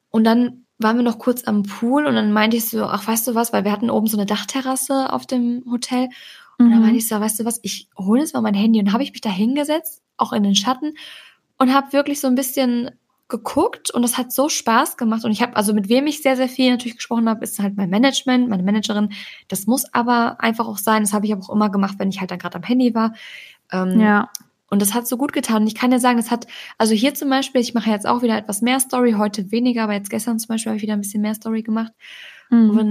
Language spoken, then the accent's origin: German; Balearic Islands, Spain; Ich komme von Mai aus Mallorca